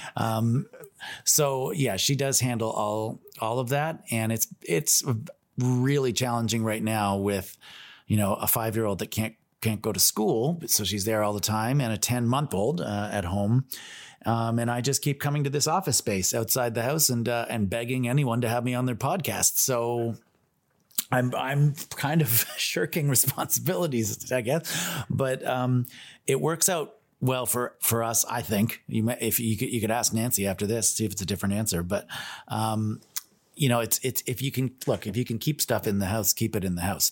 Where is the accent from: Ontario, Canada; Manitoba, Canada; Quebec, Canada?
Ontario, Canada; Toronto; growing up in Toronto